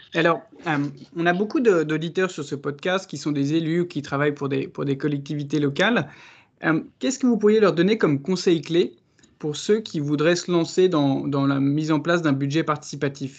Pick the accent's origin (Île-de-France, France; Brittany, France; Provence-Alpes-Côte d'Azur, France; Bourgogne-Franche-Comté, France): Île-de-France, France; Paris; en tant que Parisien